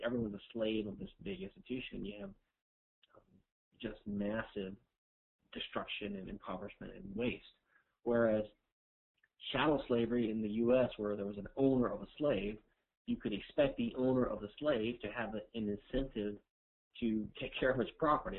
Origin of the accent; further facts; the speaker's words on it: Louisiana, United States; I'm from Louisiana, which is a civil law jurisdiction